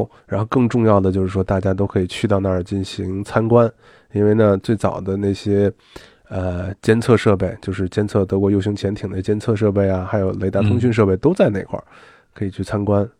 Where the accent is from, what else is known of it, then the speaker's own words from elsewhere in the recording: China; 但是呢，作为我们中国人来讲啊，就是博物馆简单转一圈，剩下的大家都是去里面采购纪念品了。